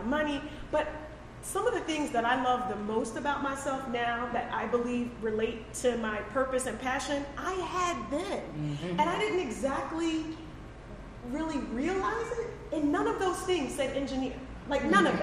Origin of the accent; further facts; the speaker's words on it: Sussex County, Delaware, United States; I'm also from Sussex County, which is a very small pond.